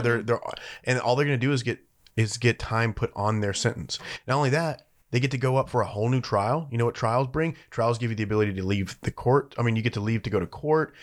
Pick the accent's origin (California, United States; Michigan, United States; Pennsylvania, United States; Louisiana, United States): Louisiana, United States; moved away; my home state of Louisiana